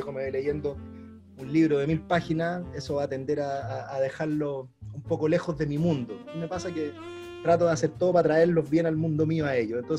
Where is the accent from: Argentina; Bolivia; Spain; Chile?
Chile; Yo soy cocinero chileno eh, y así me reconozco y así me presento y toda mi vida de cocinero he estado ligado al mundo de la cocina chilena.